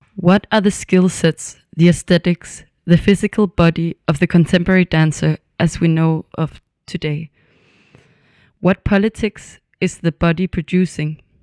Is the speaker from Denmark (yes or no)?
yes; Copenhagen, Capital Region of Denmark, Denmark; moved away as an adult; also born or lived in Berlin; now in Stockholm, Sweden; I'm born and raised in, in Copenhagen in Denmark